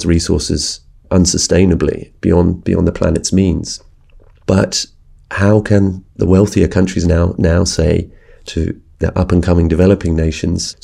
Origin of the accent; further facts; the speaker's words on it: United Kingdom; also born or lived in China; from Britain as a British journalist